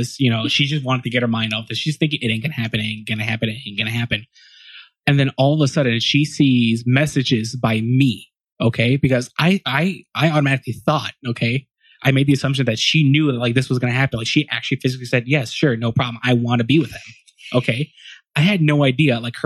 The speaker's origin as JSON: {"language": "English", "town": "Chicago", "region": "Illinois", "country": "United States", "tie": "born or raised there", "said": "born and raised in Chicago, Illinois"}